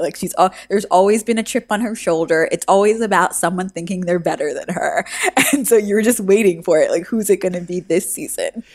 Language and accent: English; New York City, New York, United States; I'm from New York City